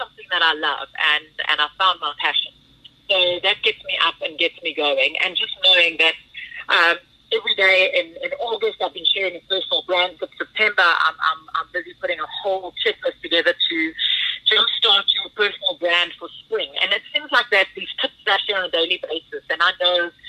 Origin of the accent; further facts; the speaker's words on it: Pretoria, Gauteng, South Africa; I'm the girl from Pretoria, the Afrikaanse Guramaisi from Pretoria North